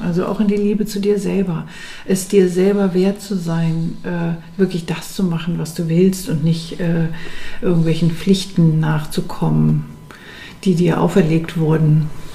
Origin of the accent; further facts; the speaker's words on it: Berlin, Germany; Berlin ist meine Stadt und das ist meine Heimat und ich fühle das richtig innerlich und ich will da bleiben